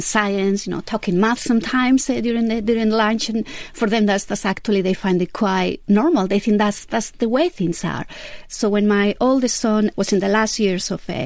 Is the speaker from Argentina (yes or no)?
no; Vitoria-Gasteiz, Basque Country, Spain; moved away; also born or lived in United States / England; So I was born in Vitoria Gasteiz. That's the capital of Basque Country in Spain.